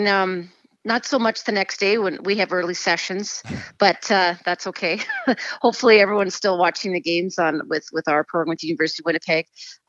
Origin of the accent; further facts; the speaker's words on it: England, United Kingdom; born there; I was born in England and my parents are English, so I have another side as well.